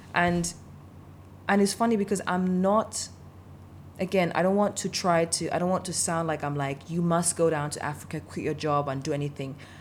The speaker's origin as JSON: {"language": "English", "country": "Denmark", "tie": "born or raised there", "also_born_or_lived": "Nigeria", "said": "I grew up in Denmark, and even though I'm not ethnically a Dane"}